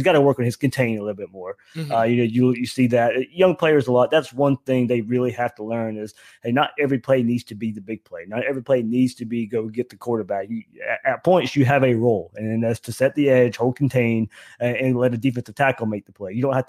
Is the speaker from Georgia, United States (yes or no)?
yes; Georgia, United States; I grew up in Georgia.